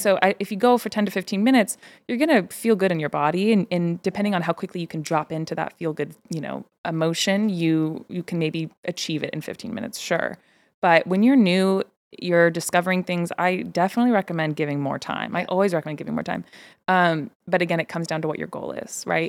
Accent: Bay Area, California, United States; growing up in the Bay

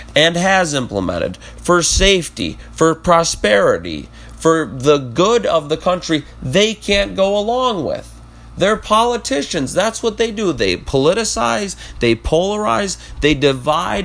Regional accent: United States; we as Americans

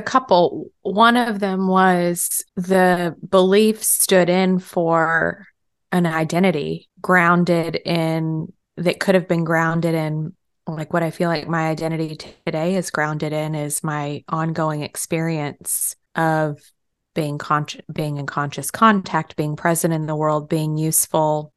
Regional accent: Texas, United States; moved away as an adult; also born or lived in New York; I moved from Texas to New York for college

